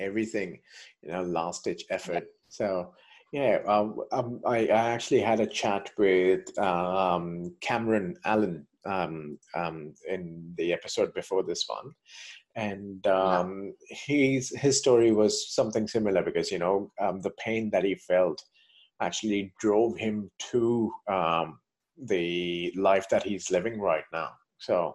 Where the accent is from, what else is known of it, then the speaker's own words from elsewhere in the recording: India; Me being from, Indian background and, born and raised in India